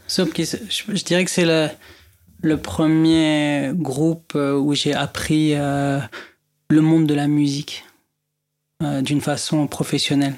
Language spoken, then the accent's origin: French; Beirut, Beirut Governorate, Lebanon; moved away as an adult; now in France; je viens du Liban, de Beyrouth